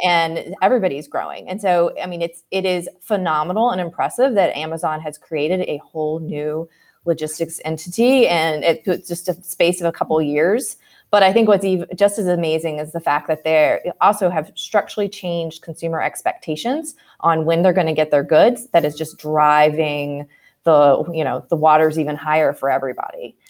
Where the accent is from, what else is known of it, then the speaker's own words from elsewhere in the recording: Martinsburg, West Virginia, United States; I grew up in West Virginia